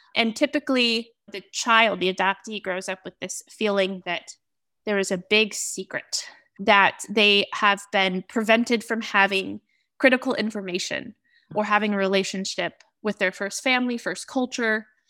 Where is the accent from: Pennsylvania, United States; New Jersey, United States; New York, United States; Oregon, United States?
Oregon, United States; I was raised in Oregon, born and raised in Oregon